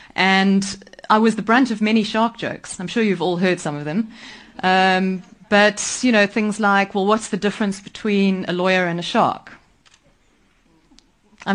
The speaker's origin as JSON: {"language": "English", "town": "Nairobi", "country": "Kenya", "tie": "born or raised there", "also_born_or_lived": "Mombasa", "said": "I grew up in Kenya. I was lucky enough to be born in Nairobi"}